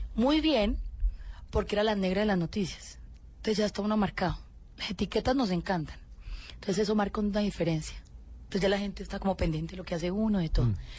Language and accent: Spanish; Colombia; yo soy una colombiana común y corriente